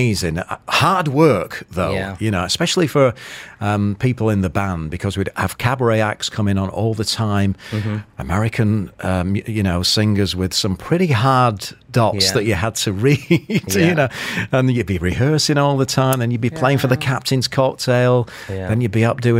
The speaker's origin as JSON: {"language": "English", "town": "Manchester", "region": "North West England", "country": "United Kingdom", "said": "I'm from Manchester, or just outside of Manchester"}